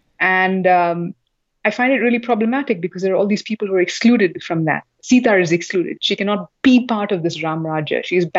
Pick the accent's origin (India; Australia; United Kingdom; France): India; South India; what happened in North India, where I come from South India, but we ourselves in South India are not so familiar with our own histories